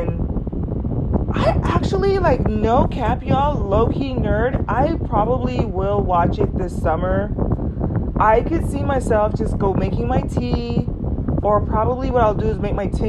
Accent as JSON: {"language": "English", "region": "Southern California", "country": "United States", "tie": "born or raised there", "said": "I grew up in Southern California, kind of like low-key granola valley girl"}